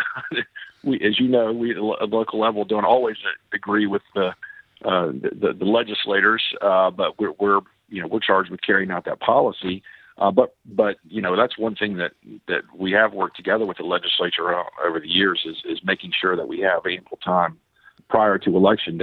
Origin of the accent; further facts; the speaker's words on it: Pensacola, Florida, United States; This is my hometown. This is where I was born